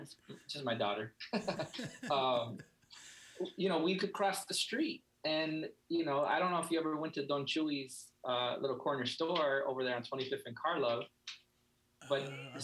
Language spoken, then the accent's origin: English; Chicago, Illinois, United States; I mean, you know, it wasn't the suburbs, that's for sure.